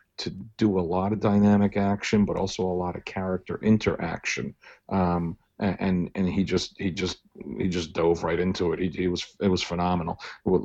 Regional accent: Sayreville, New Jersey, United States; also born or lived in Old Bridge, New Jersey; When I moved in sixth grade, I moved from Sayreville, New Jersey to Old Bridge, New Jersey.

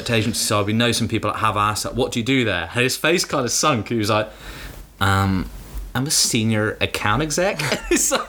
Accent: London, United Kingdom; we're from London.

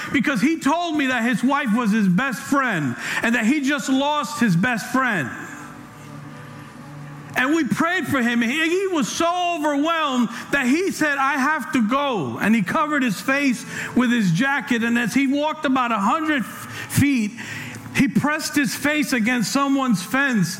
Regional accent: New York City, New York, United States; now in California, United States; I'm from New York, I'm from the Bronx.

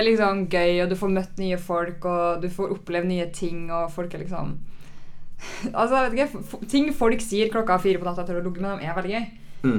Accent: Trondheim, Trøndelag, Norway; now in Oslo, Norway; jeg kommer fra Trondheim

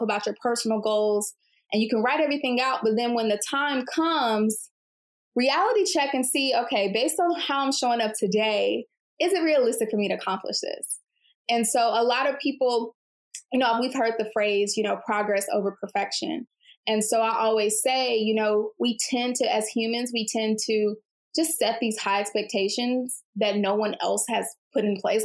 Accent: Houston, Texas, United States; I'm from Houston and based in Houston

